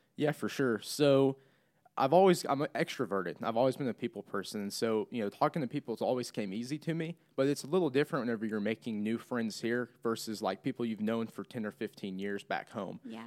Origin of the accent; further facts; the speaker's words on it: Clinton, Missouri, United States; moved away as an adult; now in Springfield, United States; I'm from Clinton, between here and Kansas City